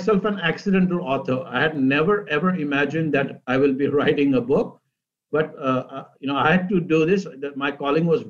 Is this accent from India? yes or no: yes; Mumbai, Maharashtra, India; moved away as an adult; also born or lived in Cleveland / Boston; now in Northern Virginia, United States; I was born in India, and I grew up in Mumbai. And I moved to the United States 30 years ago, first as an international student